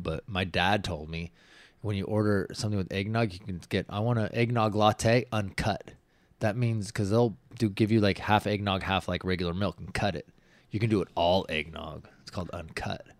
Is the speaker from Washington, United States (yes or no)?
yes; Washington, United States; moved away; where I grew up in Washington